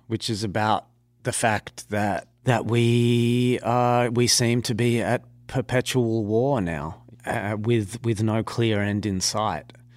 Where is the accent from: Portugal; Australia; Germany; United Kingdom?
Australia; being an Australian